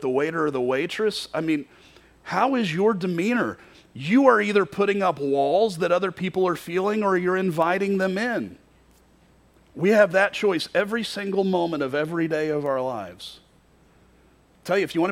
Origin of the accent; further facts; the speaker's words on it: Kentucky, United States; moved away as an adult; also born or lived in Florida; now in Iowa, United States; I grew up in Kentucky. I didn't grow up in Florida